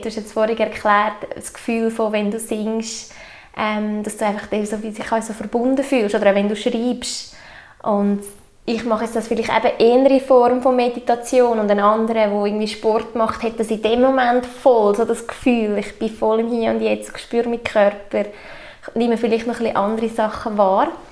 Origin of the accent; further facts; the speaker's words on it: Obwalden, Switzerland; wir haben hier zu Obwalden in unserem kleinen Kanton einfach auch so eine, eine gute Energie wie gespeichert. Es ist halt einfach unsere Heimat